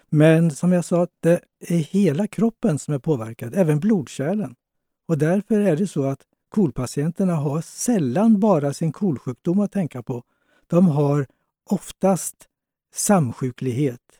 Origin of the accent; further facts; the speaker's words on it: Småland, Sweden; Fast jag är smålänning så slängde jag dem.